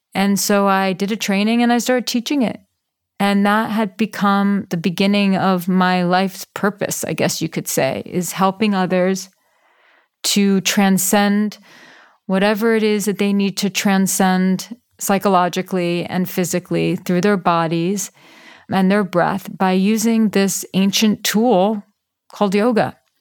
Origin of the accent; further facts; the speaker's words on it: New York City, New York, United States; I grew up in New York City. I grew up in Manhattan